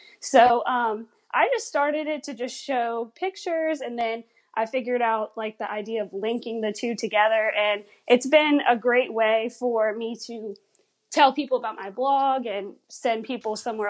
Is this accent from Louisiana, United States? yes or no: yes; Louisiana, United States; But since, like I said, I'm from Louisiana, I can't be in the parks all the time.